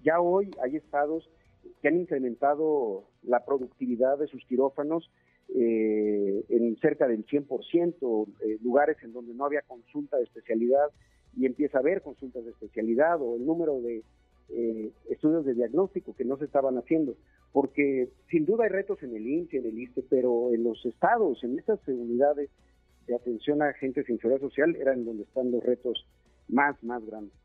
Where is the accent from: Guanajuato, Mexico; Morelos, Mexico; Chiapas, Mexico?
Chiapas, Mexico; moved away as an adult; now in Mexico City, Mexico; somos chiapanecos, mi familia vive allá, Marifer, mis hijos, eh, mi casa está en Chiapas